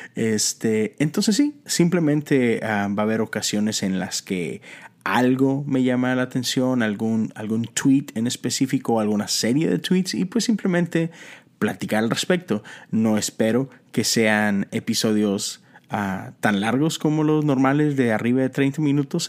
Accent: Monterrey, Nuevo León, Mexico; Soy mexicano y soy de Monterrey, Nuevo León

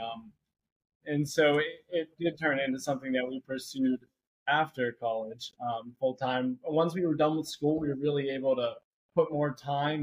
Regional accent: Jefferson Hills, Pennsylvania, United States; We grew up in Jefferson Hills

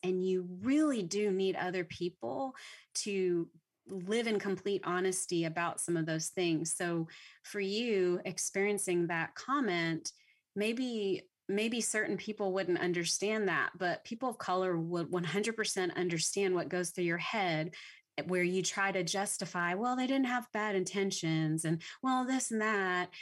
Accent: Louisiana, United States; now in Texas, United States; I'm from Louisiana, so I didn't even mm. grow up in Texas

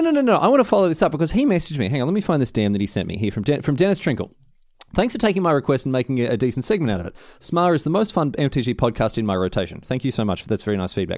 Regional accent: Australia; moved away; I'm Australian.

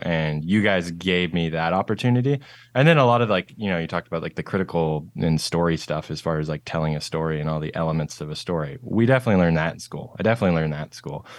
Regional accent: Nanaimo, British Columbia, Canada; moved away as an adult; also born or lived in Charlotte, North Carolina; now in Seattle, United States; I am from a town called Nanaimo, and that is on Vancouver Island in British Columbia, Canada. It's, like, pretty much as far west as you can go in Canada. So born and raised in the Northwest

